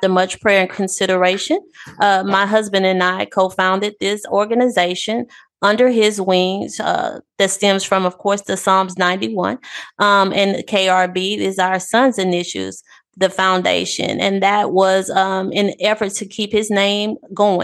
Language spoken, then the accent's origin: English; Pass Christian, Mississippi, United States; also born or lived in Gulfport, Mississippi; I'm a native of Past Christian